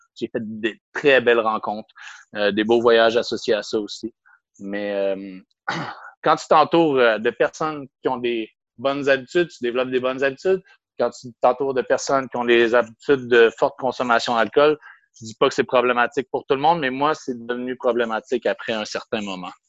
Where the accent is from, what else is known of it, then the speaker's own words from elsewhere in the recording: Quebec City, Quebec, Canada; also born or lived in Brittany, France / Banff, Canada; je suis revenu à l'âge de deux mois environ à Québec. J'ai grandi à Québec